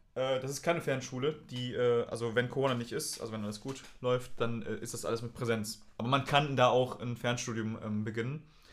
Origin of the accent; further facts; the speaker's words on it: Brühl, North Rhine-Westphalia, Germany; in Brühl, meine Heimat